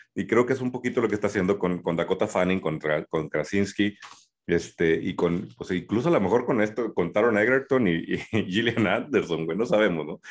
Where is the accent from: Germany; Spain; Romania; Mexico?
Mexico